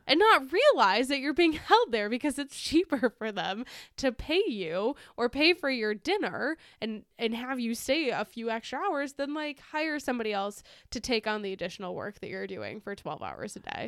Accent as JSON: {"language": "English", "country": "United States", "said": "as an American"}